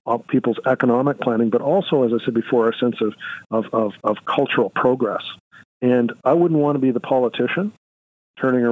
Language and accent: English; Canada